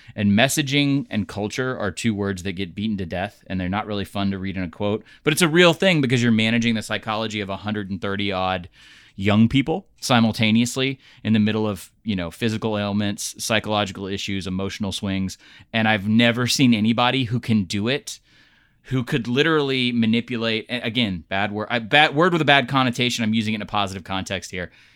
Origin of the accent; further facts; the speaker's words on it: the South, United States; We're all from the South here